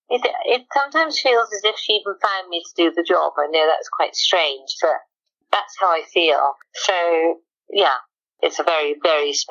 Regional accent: Wales, United Kingdom; being a Welsh farmer's daughter

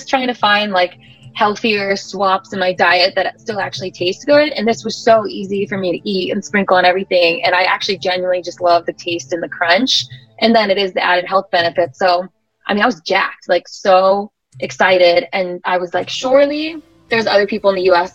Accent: Midwest, United States; also born or lived in Australia; I'm from the Midwest

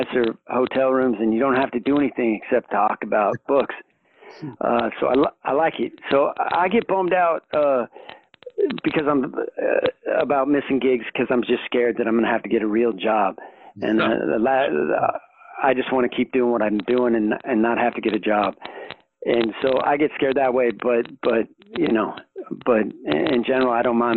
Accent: Reno, Nevada, United States; I grew up in Reno, Nevada

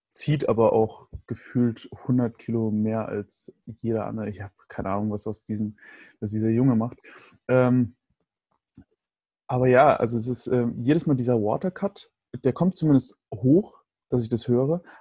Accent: Bavaria, Germany; also ich bin ja in Bayern groß geworden, da hast du alle sechs Wochen auf jeden Fall Ferien.

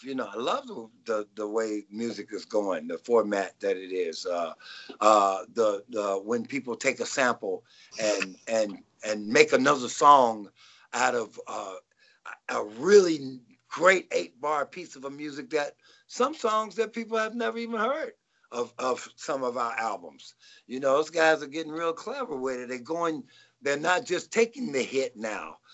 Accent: Nashville, Tennessee, United States; now in Rancho Cucamonga, United States; I'm originally from uh, Nashville, Tennessee

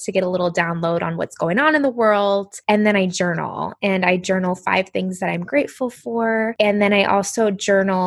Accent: Indiana, United States; moved away as an adult; now in New Jersey, United States; I grew up in Indiana in the Midwest

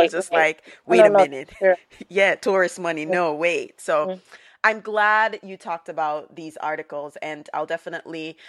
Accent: Montego Bay, Saint James, Jamaica; moved away as an adult; I am from Montego Bay, Jamaica, born and raised

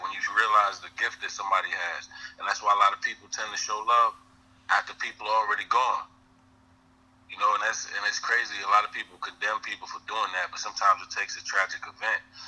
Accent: Mount Vernon, New York, United States; also born or lived in Yonkers, New York; I'm from Mount Vernon, the city next door

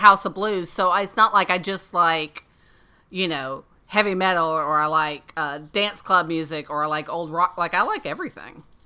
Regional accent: Florida, United States; where I grew up in Florida

